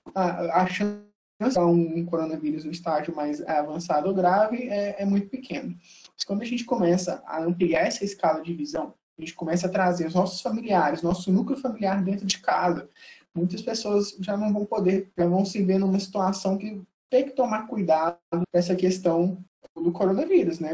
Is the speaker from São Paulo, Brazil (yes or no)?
no; Belo Horizonte, Minas Gerais, Brazil; sou nascido e criado em Belo Horizonte